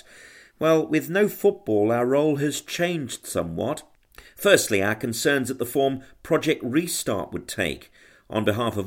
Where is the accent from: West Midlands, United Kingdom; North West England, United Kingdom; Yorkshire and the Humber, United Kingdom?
West Midlands, United Kingdom; Birmingham; accent: Brummie; moved away as an adult; now in London, United Kingdom; us Brummies, we get unfairly criticised by our accent.